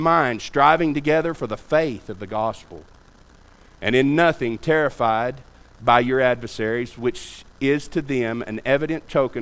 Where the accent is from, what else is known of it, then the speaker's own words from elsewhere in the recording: United States; being an American